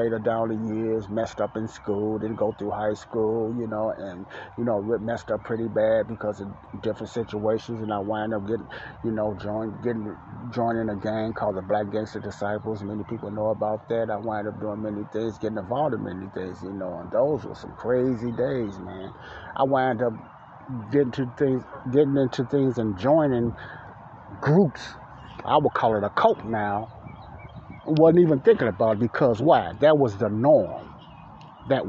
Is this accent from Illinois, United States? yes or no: yes; Chicago, Illinois, United States; I grew up in Morgan Park, and Ada Park was right down the street from the block Elizabeth I lived on in Chicago, Illinois, the south side of Chicago.